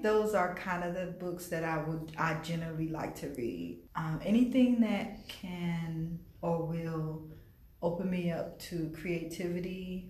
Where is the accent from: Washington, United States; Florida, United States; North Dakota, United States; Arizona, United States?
Florida, United States; West Palm Beach; I was born here in West Palm Beach. I was actually born not even like 2 miles from the library at a Good Sam Hospital.